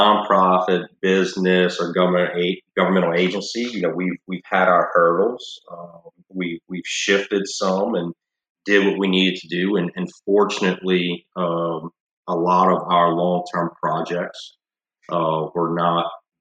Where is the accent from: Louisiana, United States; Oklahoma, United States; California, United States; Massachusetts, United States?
Louisiana, United States; Thibodaux; also born or lived in Northeast United States; Born and raised in Thibodaux, spent a little time in the Northeast just after college, and was drawn back pretty quickly.